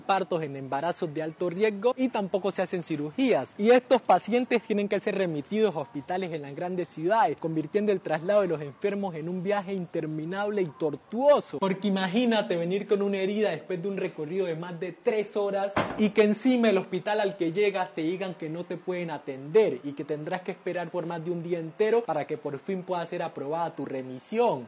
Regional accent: Guapi, Cauca, Colombia; De aquí es de donde vengo yo, el municipio de Guapi en el Pacífico colombiano

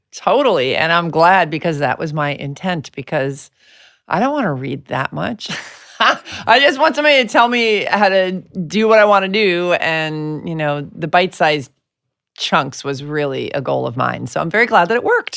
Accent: New York, United States; I'm from New York.

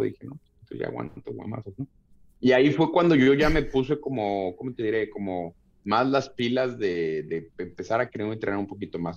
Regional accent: Tlalnepantla, State of Mexico, Mexico; yo nací en, en, el Distrito Federal, pero nos fuimos a vivir a, a Tlalnepantla, que es Estado de México

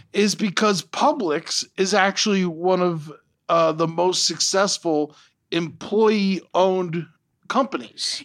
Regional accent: Florida, United States; I grew up in Florida

